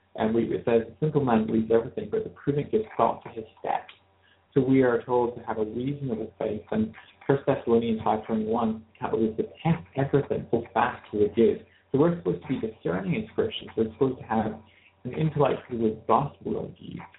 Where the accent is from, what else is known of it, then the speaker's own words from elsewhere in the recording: Glasgow, Scotland, United Kingdom; now in North East England, United Kingdom; I was raised in Glasgow, and uh, I'm currently living in the northeast of England.